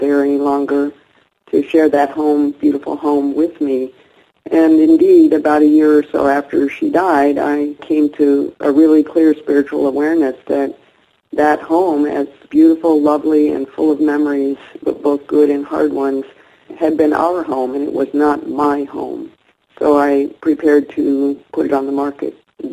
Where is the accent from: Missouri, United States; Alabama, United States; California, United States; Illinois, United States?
California, United States; Berkeley; moved away as an adult; also born or lived in Seattle, Washington / Whidbey Island, Washington; I'm currently living in Berkeley, California, and I grew up in Berkeley, California